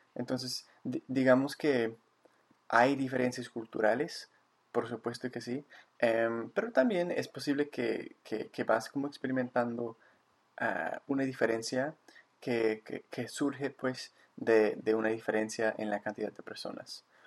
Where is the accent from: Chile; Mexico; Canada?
Canada; Victoria, British Columbia; also born or lived in Bogotá, Colombia; aquí de nuevo en mi, en mi ciudad natal